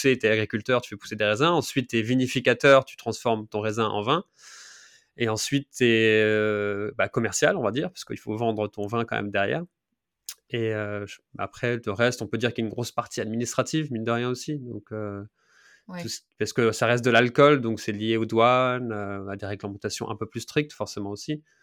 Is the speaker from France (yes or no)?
yes; Grand Est, France; car je suis lorrain, donc du nord-est de la France.